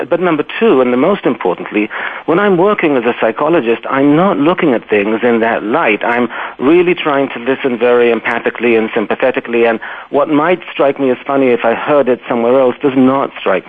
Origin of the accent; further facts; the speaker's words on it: London, United Kingdom; born there; accent: British; I was born in London, actually, and raised all over the place. But yeah, so this is the remnants of the accent.